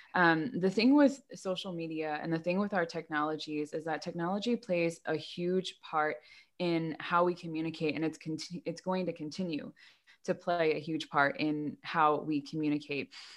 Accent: United States; I grew up in America

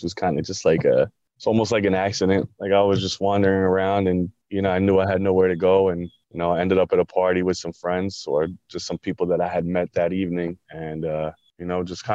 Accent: Long Island, New York, United States; I grew up in Long Island

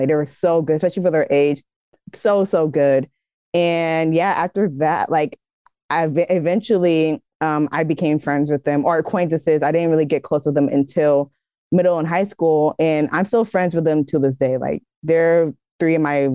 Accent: the Bay Area, California, United States; I'm from the Bay Area

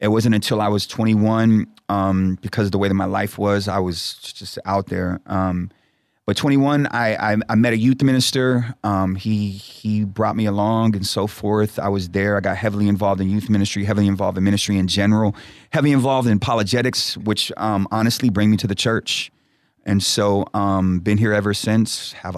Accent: Houston, Texas, United States; also born or lived in Brooklyn, New York; It's hard to answer because I literally grew up all over. But in saying that, my two homes were Houston and the other home was New York, Brooklyn, New York

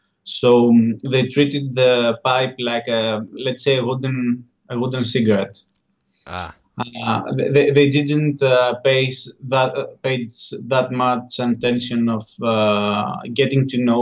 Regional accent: Paros, South Aegean, Greece; English is a second language; Yes, in an island called Paros. It's an Aegean island, and for me, it was really nice growing up in this environment.

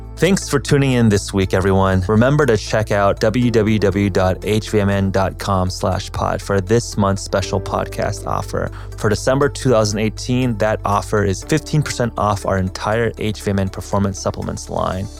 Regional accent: Los Angeles, California, United States; I grew up in a suburb in Los Angeles

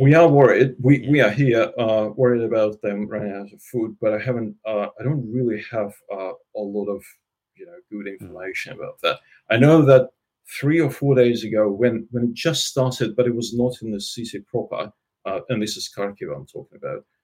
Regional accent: Russia; also born or lived in Ukraine; now in Australia; I was born in Russia, but uh, pretty close to the border of Ukraine

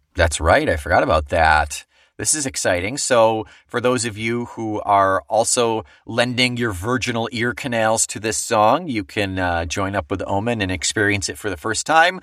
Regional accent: Weedsport, New York, United States; also born or lived in Marietta; I was from Weed Sport

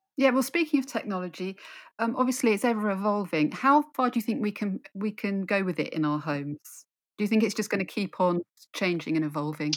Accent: London, United Kingdom; moved away as an adult; now in Suffolk, United Kingdom; I'm in Suffolk now, but I, I grew up in London.

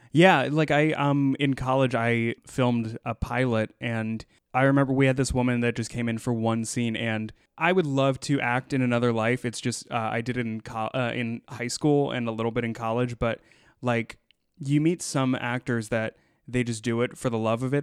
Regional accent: United States; growing up in the United States

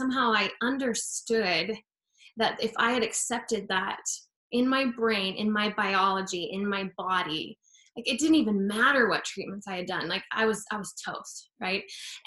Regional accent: Utah, United States; I grew up in Utah, so we'd go walk the mall because of the winter, it's so cold

